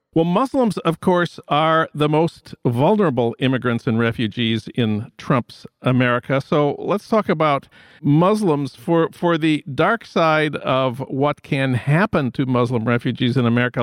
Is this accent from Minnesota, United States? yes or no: yes; St. Paul, Minnesota, United States; moved away; my hometown of St. Paul.